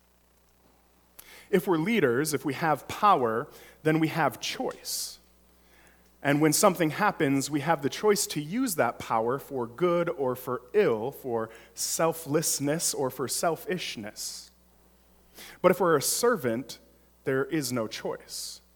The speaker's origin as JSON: {"language": "English", "town": "Detroit", "region": "Michigan", "country": "United States", "moved": "yes", "lives_now": "Arlington Heights, United States", "said": "I'm originally from Metro Detroit area"}